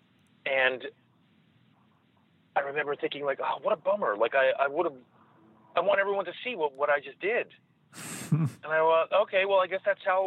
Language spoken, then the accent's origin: English; New York, United States; I grew up in New York